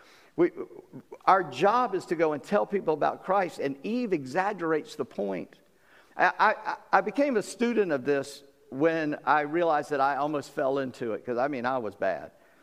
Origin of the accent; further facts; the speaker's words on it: the South, United States; I'm a Southerner, and of course people in Virginia are Southerners. I come from a little further south than you guys